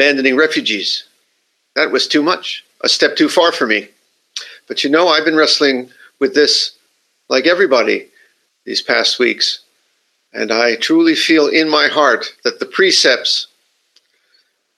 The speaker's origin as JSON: {"language": "English", "country": "United States", "moved": "yes", "lives_now": "Japan", "said": "my country, I'm from the United States"}